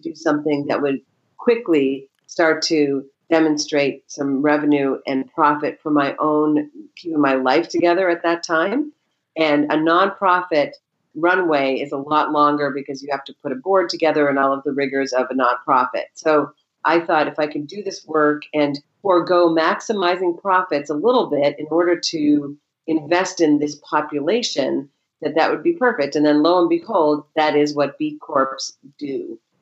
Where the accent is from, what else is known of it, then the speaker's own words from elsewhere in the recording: Maine, United States; I grew up in Maine, and I happen to know a lot of people in Maine.